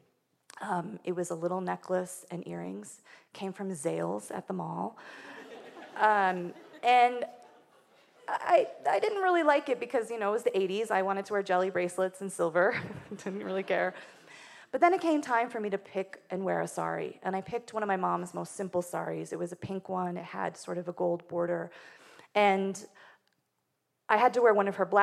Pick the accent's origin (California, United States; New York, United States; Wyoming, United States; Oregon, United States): Wyoming, United States; I grew up in Wyoming, which is not only the least populated state, it's also probably the whitest